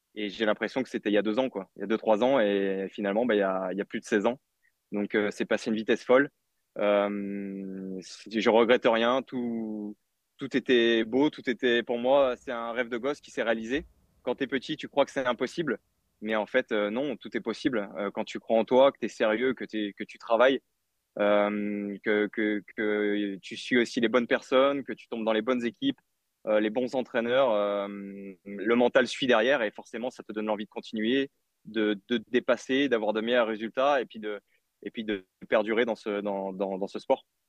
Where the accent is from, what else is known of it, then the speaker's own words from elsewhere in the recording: Artemare, Auvergne-Rhône-Alpes, France; moved away as an adult; also born or lived in Marseille; now in Plan-de-Cuques, France; Je suis né dans l'Ain